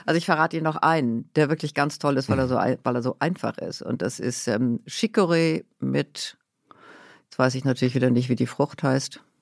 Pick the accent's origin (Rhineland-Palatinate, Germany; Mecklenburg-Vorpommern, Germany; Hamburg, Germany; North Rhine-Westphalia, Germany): Hamburg, Germany; ich ähm, bin aufgewachsen in Hamburg, mhm. bisschen außerhalb von Hamburg